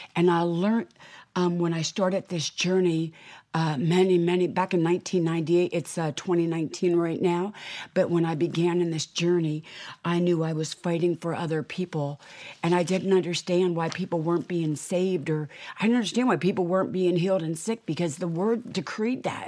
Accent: United States; I am an American

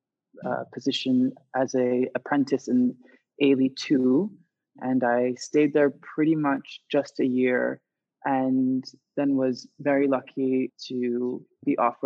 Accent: Florida, United States; also born or lived in Jamaica; I was born in Jamaica and then moved to Florida.

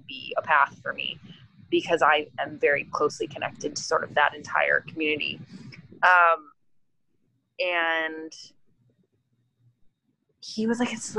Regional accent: Canada; now in United States; as a Canadian citizen

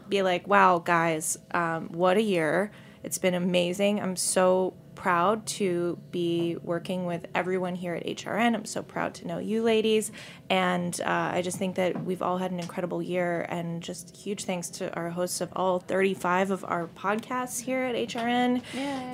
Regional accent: South Berwick, Maine, United States; I'm from Southern Maine

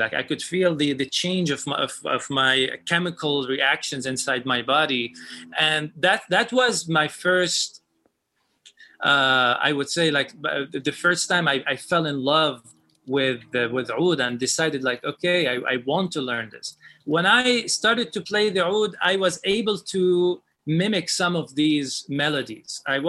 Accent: Lebanon; moved away; And I told him, I came from Lebanon. I want to study with you.

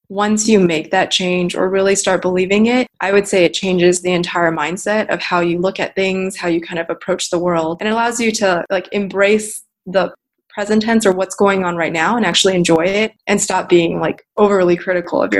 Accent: Texas, United States; moved away as an adult; also born or lived in China / New York / San Francisco; I was basically raised as a Texan. I lived there for 15 years

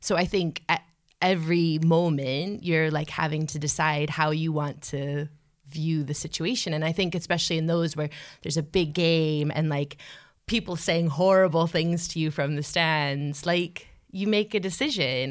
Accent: United States; I'm an American

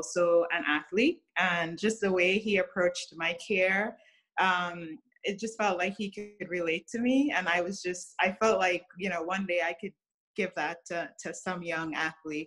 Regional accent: Trinidad & Tobago; moved away as an adult; now in United States; So I grew up in Trinidad, which is a small Caribbean island.

